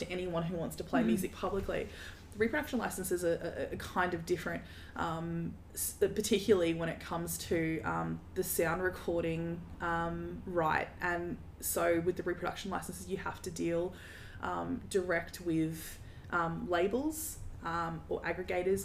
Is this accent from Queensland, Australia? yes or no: no; Darwin, Northern Territory, Australia; moved away as an adult; now in Brisbane, Australia; I grew up in Darwin